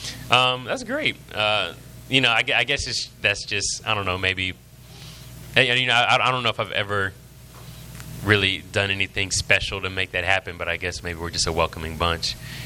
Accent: Virginia Beach, Virginia, United States; So I grew up in Virginia Beach, Virginia. My parents were originally from Southeast Texas, and dad was in the military, so we moved around a good l

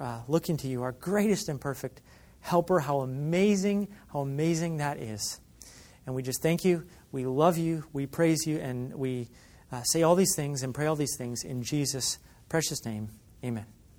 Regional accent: Michigan, United States; When I grew up in Michigan

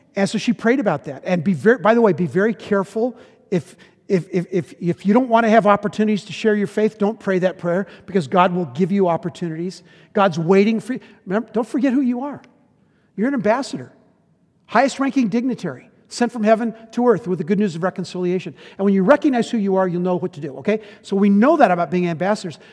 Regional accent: United States; we were raised in America in the fifties

